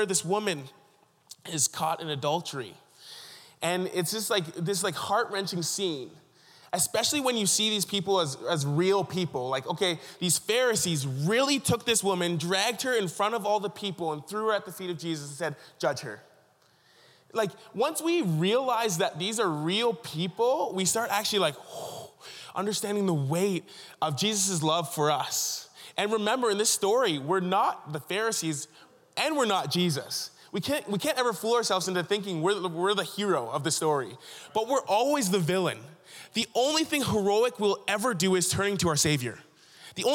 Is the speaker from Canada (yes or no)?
yes; Ontario, Canada; moved away; I grew up in Ontario